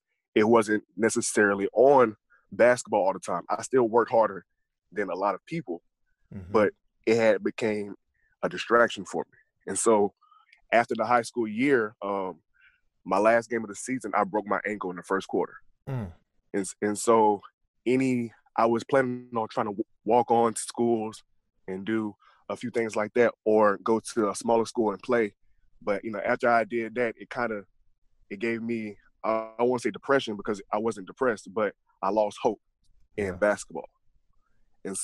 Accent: Gainesville, Georgia, United States; I'm from Gainesville, Georgia. I was raised by my grandmother

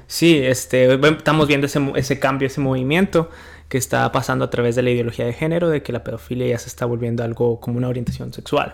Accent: Mexico; now in United States; mi México lindo y querido

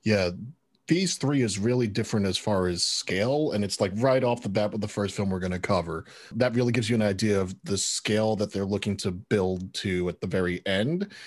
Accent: New York, United States; as a New Yorker

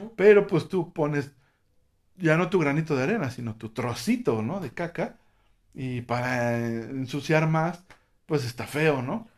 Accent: Mexico; aquí en México

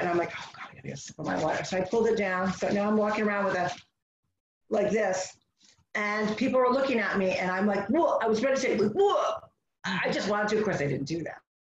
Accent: United States; as American

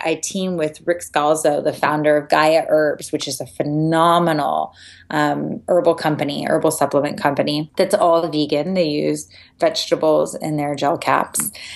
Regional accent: San Diego, California, United States; when I was eight years old, growing up in San Diego

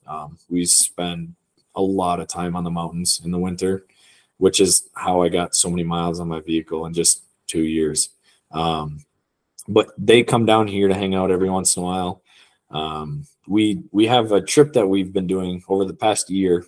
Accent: Wisconsin, United States; moved away as an adult; also born or lived in Michigan; now in Utah, United States; I'm from Wisconsin originally

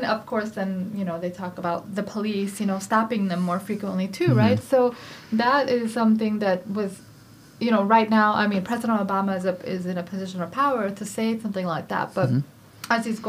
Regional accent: Chicago, Illinois, United States; also born or lived in United Kingdom; So I was born in UK, you know, and I am from Chicago. This is where I grew up, you know, this area. And then my parents are from India.

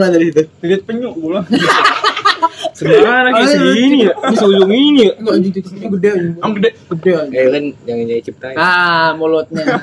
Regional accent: Jakarta, Indonesia; gua merasa memiliki situ gua gue orang Jakarta gue lahir sesimpel itu sih

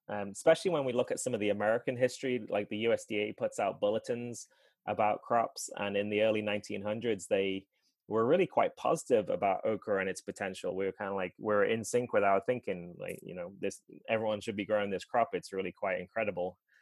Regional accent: England, United Kingdom; moved away as an adult; now in Asheville, United States; I grew up in England and didn't come here until or came here to live when I I married my then fiance in 2012.

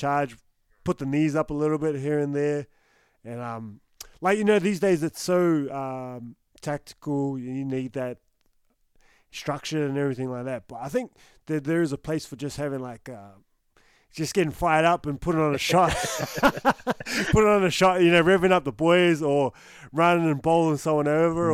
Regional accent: Newcastle, New South Wales, Australia; I'm from Newcastle

